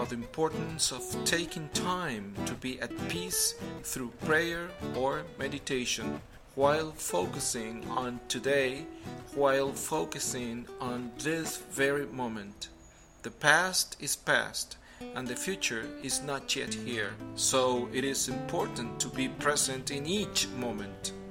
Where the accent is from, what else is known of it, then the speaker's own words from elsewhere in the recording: Venezuela; from Venezuela and for several yea